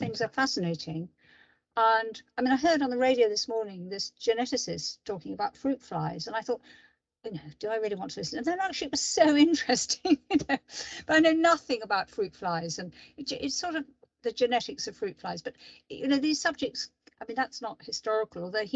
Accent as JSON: {"language": "English", "region": "London", "country": "United Kingdom", "said": "I'm from London. I live in London."}